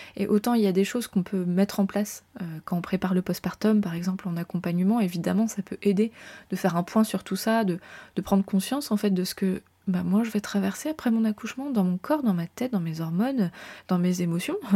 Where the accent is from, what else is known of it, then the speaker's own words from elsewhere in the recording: France; je suis française